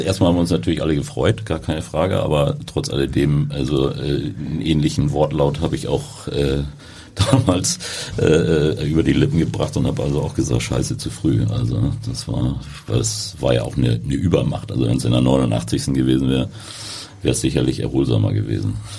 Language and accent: German; Hamburg, Germany; bin in Harburg groß geworden